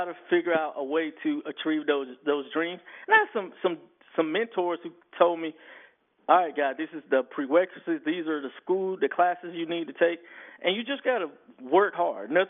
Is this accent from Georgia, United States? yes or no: yes; Fort Valley, Georgia, United States; I grew up in Fort Valley, Georgia